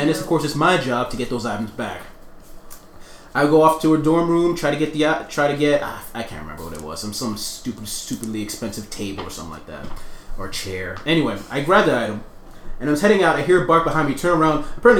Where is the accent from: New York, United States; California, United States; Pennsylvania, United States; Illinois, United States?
New York, United States; New York City; my parents are from Australia, but I grew up in New York City